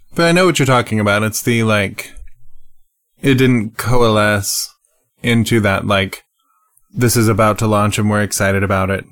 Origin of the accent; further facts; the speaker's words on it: United States; I, I'm an American